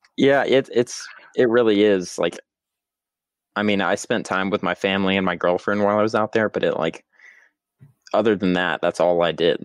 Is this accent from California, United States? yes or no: no; Georgia, United States; also born or lived in West Texas; I am originally from Georgia